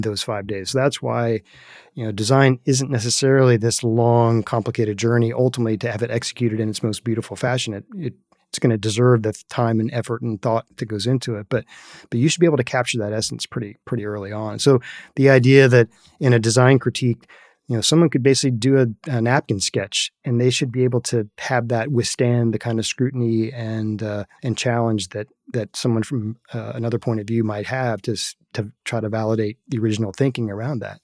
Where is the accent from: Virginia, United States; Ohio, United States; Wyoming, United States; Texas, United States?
Virginia, United States; Northern; I was a very privileged young man growing up in Northern Virginia